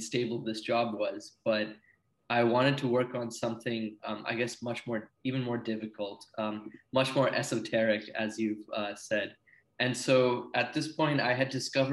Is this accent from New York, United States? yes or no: no; Silicon Valley, California, United States; moved away; also born or lived in Ranchi, India / British Columbia, Canada; we came to the Silicon Valley, where I spent a lot of my childhood growing up